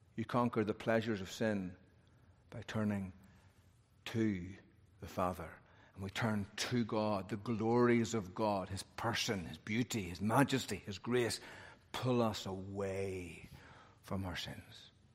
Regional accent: Northern Ireland, United Kingdom; I'm from Northern Ireland

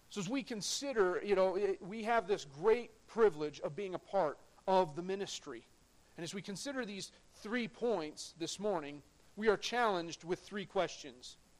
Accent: United States; I'm proud to be an American, but I'm a citizen of heaven before I'm an American

